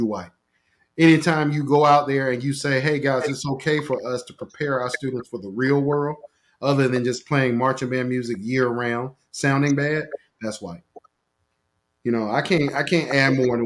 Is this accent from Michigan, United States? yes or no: no; Portsmouth, Virginia, United States; I'm still from Portsmouth